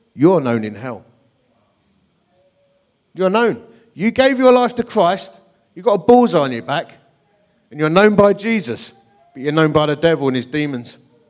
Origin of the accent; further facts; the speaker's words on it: Essex, East of England, United Kingdom; also born or lived in Dagenham; I come from Essex